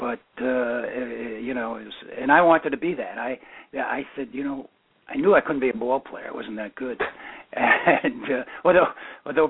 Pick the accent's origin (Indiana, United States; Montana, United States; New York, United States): New York, United States; New York City; also born or lived in Minnesota; we went right back to East Flatbush. And that's where I was brought up.